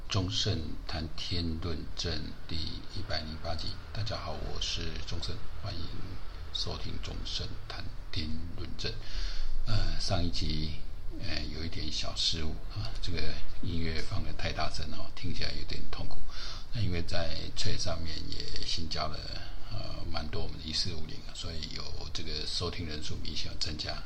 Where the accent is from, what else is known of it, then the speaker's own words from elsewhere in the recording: Taiwan; 身为台湾人